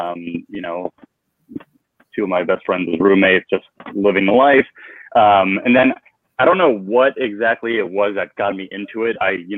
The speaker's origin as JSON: {"language": "English", "town": "North Massapequa", "region": "New York", "country": "United States", "tie": "born or raised there", "said": "North Massapequa, but Farmingdale School."}